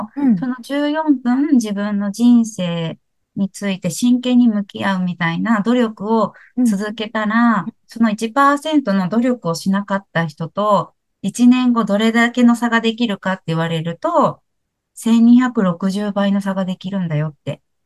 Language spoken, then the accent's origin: Japanese; Kansai, Japan; 私関西出身なんで